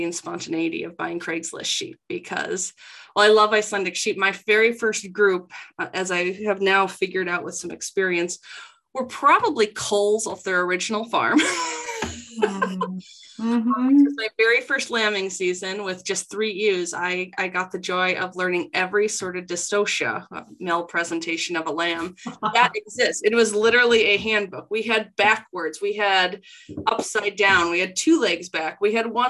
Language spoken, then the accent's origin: English; South Dakota, United States; moved away as an adult; now in Minnesota, United States; I'm both originally from South Dakota